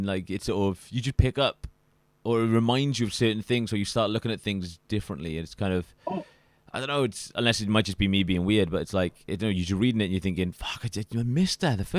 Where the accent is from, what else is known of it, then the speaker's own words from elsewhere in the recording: United Kingdom; as a British person